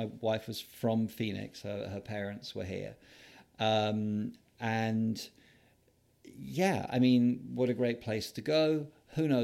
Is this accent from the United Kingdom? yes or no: yes; London, United Kingdom; moved away as an adult; I'm a Londoner, born and bred.